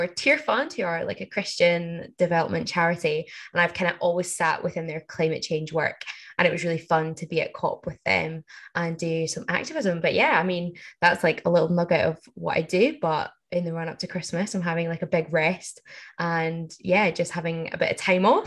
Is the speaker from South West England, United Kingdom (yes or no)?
no; Glasgow, Scotland, United Kingdom; I'm from Glasgow.